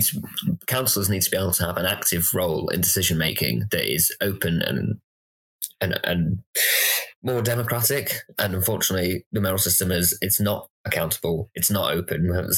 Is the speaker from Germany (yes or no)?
no; Blackburn, North West England, United Kingdom; moved away as an adult; now in Bristol, United Kingdom; North of England.